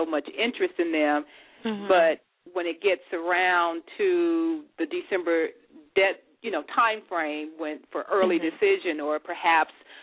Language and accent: English; Memphis, Tennessee, United States; now in Dayton, United States; Memphis, my hometown